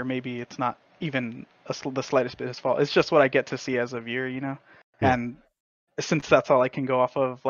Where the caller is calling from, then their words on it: Edinburgh, Texas, United States; Edinburgh, Texas.